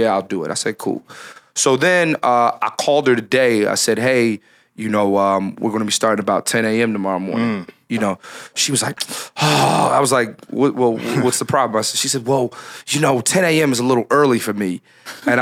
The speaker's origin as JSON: {"language": "English", "town": "Philadelphia", "region": "Pennsylvania", "country": "United States", "tie": "born or raised there", "said": "born and raised in Philadelphia"}